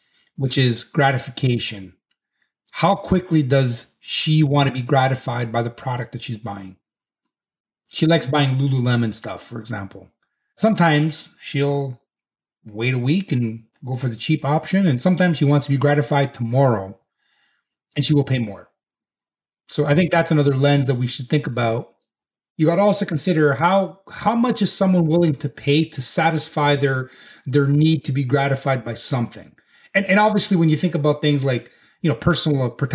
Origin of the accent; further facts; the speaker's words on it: Canada; as a Canadian